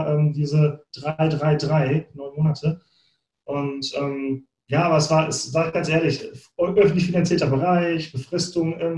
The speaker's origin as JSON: {"language": "German", "town": "Bochum", "region": "North Rhine-Westphalia", "country": "Germany", "tie": "born or raised there", "said": "Ich komme mhm. aus Bochum, ich bin auf Kohle und Stahl geboren sozusagen."}